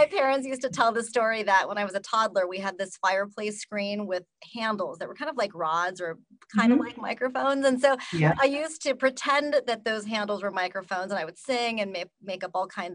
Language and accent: English; Southern California, United States; moved away as an adult; also born or lived in Pocatello, Idaho; I grew up though in Southern California, but also in a small town